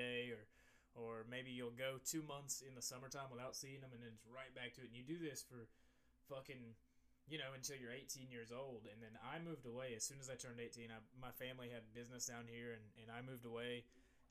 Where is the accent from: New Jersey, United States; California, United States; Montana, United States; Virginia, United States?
Virginia, United States; Bristol; also born or lived in Damascus, Virginia; now in Jacksonville, United States; I live in Jacksonville, Florida now, but I grew up in the Appalachian Mountains in Bristol, Virginia, Bristol, Tennessee, Bristol, Virginia